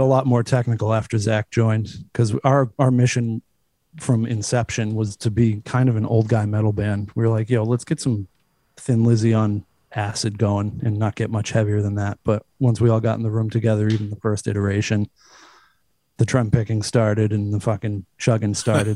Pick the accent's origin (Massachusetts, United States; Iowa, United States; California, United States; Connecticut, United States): Massachusetts, United States; Cape Cod; I'm from like an hour south of here. I'm from the Cape